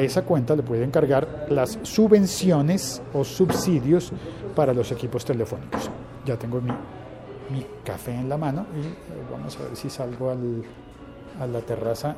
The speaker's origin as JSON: {"language": "Spanish", "country": "Colombia", "said": "En mi país, en Colombia"}